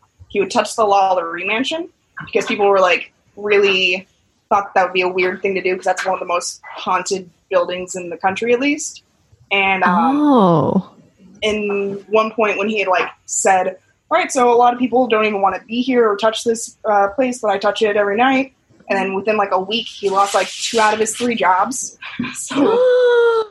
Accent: New Orleans, Louisiana, United States; I'm from New Orleans

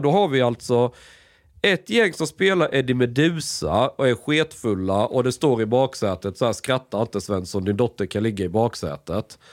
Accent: Sweden; Jag är född i Sverige

